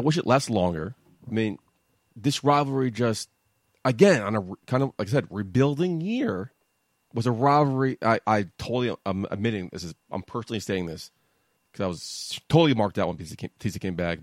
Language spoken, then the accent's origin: English; New York, United States; I was from New York